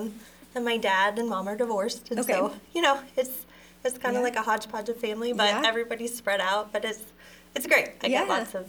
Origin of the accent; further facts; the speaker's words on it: Erie, Pennsylvania, United States; now in Coppell, United States; So I grew up in Pennsylvania.